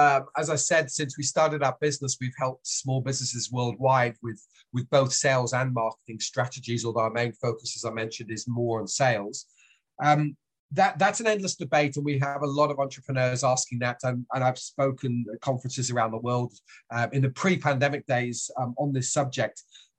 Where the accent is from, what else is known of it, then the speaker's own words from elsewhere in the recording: Switzerland; accent: British; also born or lived in France / United Kingdom / Australia; now in New Zealand; I've got a British accent, but I was raised in Switzerland, lived in France as well as the UK, then Australia, and these days I'm in New Zealand.